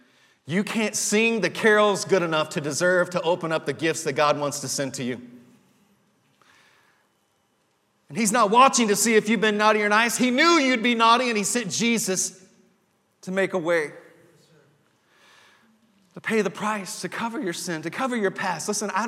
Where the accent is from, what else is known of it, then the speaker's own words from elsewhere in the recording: Texas panhandle, United States; the Christmases that I would experience as a little boy growing up in the Texas panhandle. And there was one Christmas that we would go to on the family farm out near Dalhart, Texas